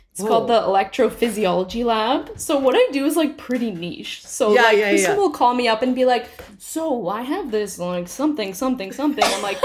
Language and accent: English; Waterloo, Ontario, Canada; we both grew up in Waterloo. I live in Waterloo.